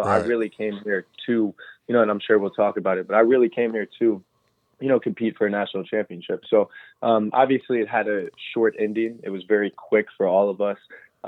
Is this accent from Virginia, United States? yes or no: yes; Roanoke, Virginia, United States; moved away as an adult; now in Louisville, United States; I'm from Roanoke, Virginia, which is the same city that Luke Hancock is from. We actually went to the same high school.